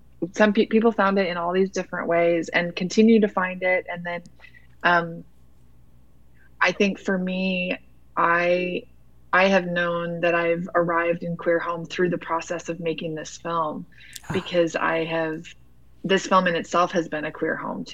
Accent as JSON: {"language": "English", "region": "Utah", "country": "United States", "tie": "born or raised there", "also_born_or_lived": "New York City", "said": "I grew up in Utah"}